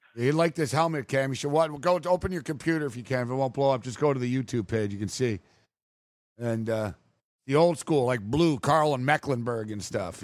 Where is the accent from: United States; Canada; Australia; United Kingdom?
Canada; I'm from Canada.